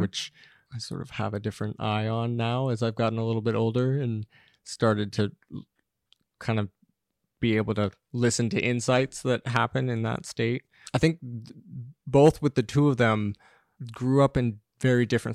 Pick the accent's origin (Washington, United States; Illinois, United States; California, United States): California, United States; Los Angeles; moved away as an adult; also born or lived in Santa Monica; now in New York, United States; I grew up in in Los Angeles, just outside of Venice Beach, Mar Vista